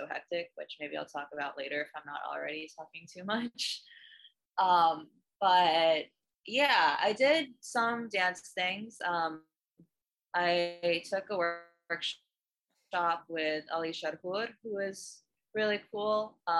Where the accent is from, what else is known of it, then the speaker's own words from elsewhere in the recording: Delaware, United States; born there; I was born in Delaware.